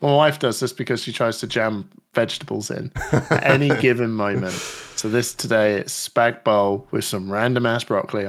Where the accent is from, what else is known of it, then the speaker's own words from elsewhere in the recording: United Kingdom; I don't know where anyone's from. I'm rocking boats here. I'm British.